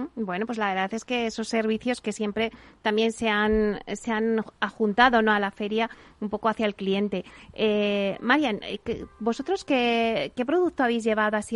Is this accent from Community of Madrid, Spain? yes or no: yes; Alcalá de Henares, Community of Madrid, Spain; yo que soy de Alcalá